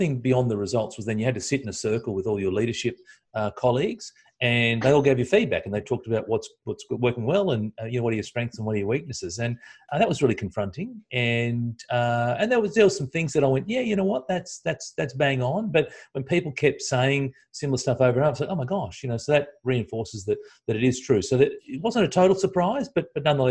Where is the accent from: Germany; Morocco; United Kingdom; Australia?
Australia; as an Aussie